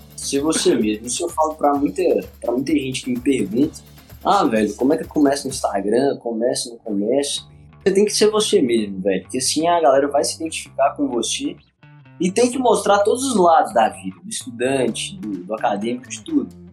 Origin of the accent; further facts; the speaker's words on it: Teófilo Otoni, Minas Gerais, Brazil; also born or lived in Governador Valadares; Eu sou de Flotão, de Minas Gerais, interiorzão